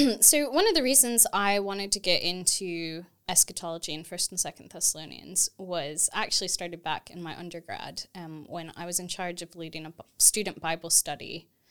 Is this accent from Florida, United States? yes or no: no; Texas, United States; moved away as an adult; also born or lived in St Andrews, Scotland / Edinburgh, Scotland; now in United Kingdom; I grew up in Texas in the U S